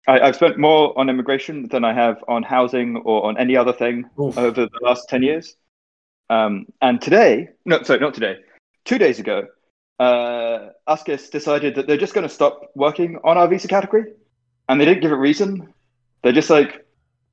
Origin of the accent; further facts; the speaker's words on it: England, United Kingdom; now in Chevy Chase, United States; I was born in England, but my ancestors founded Massachusetts